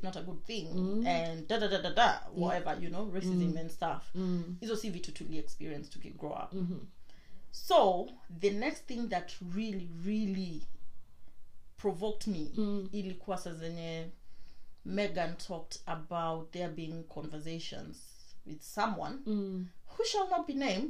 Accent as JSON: {"language": "English", "country": "Kenya", "tie": "born or raised there", "moved": "yes", "lives_now": "England, United Kingdom", "said": "I grew up in Kenya. I did not know I was black. Not because I'm not black."}